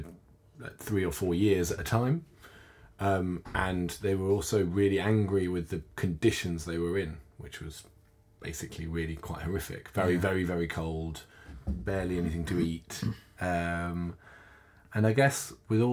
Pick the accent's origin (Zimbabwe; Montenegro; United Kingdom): United Kingdom; London; as a Londoner